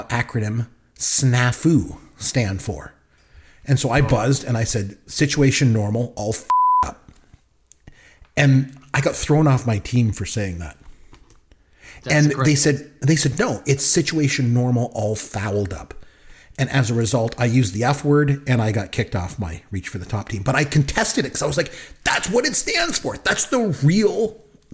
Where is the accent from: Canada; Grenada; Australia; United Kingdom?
Canada; as a kid growing up in Canada